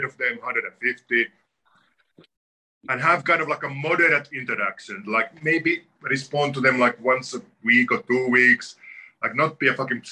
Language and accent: English; Finland; moved away as an adult; also born or lived in New York; now in Connecticut, United States; I come from Finland, where a lot of people are in touch with the forest on a daily basis